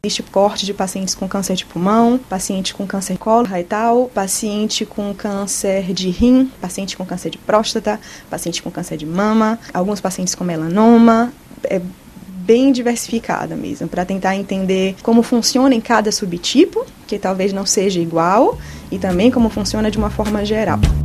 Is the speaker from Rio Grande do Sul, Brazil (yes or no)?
no; Bahia, Brazil; moved away as an adult; also born or lived in São Paulo, Brazil; now in Villejuif, France; eu sou baiana e sou médica oncologista. Fiz toda a minha formação médica no Brasil, a Faculdade de Medicina na Universidade Federal da Bahia